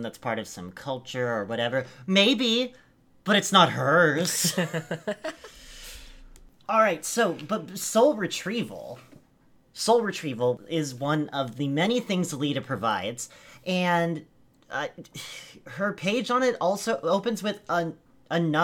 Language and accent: English; Eugene, Oregon, United States; my hometown